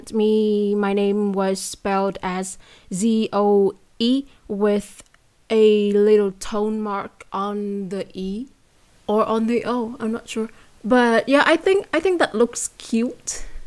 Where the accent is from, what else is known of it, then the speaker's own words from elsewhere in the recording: Vietnam; accent: Vietnamese; first language Vietnamese; English is a second language; I have a different accent when I speak English, and I have another one when I speak Vietnamese